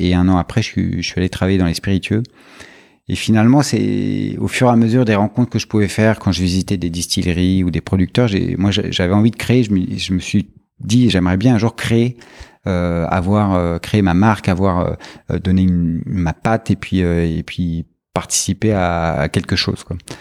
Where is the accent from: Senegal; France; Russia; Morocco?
France; en tant que Français, on est souvent entouré de, de, vins et de spiritueux dans nos familles